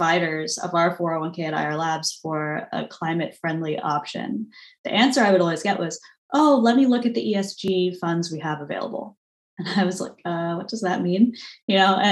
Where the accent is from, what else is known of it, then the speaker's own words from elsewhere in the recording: San Diego, California, United States; also born or lived in France / Boston; I grew up in San Diego, but spending a lot of time in France.